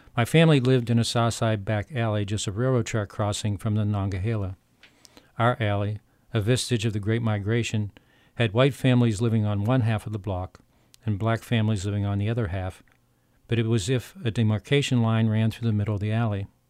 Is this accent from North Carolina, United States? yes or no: no; Pittsburgh, Pennsylvania, United States; I grew up in Pittsburgh